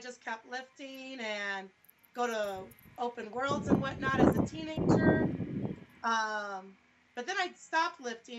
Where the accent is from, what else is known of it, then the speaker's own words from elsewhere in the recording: Battle Creek, Michigan, United States; now in Omaha, United States; I'm originally from Battle Creek, Michigan, believe it or not. I live in Omaha, Nebraska right now.